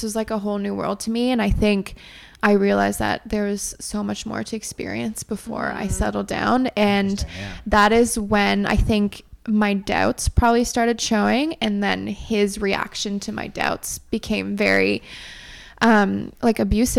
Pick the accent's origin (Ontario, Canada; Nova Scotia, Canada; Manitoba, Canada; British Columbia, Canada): Ontario, Canada; Ottawa; moved away as an adult; also born or lived in Montreal, Canada; now in Toronto, Canada; So I'm from Montreal originally. Grew up in Ottawa, so I would say I'm from Ottawa